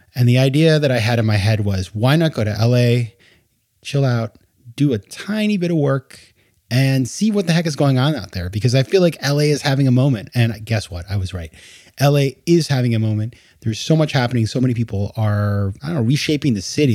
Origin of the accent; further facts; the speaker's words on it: Maine, United States; moved away; also born or lived in New York; my home state of Maine in New England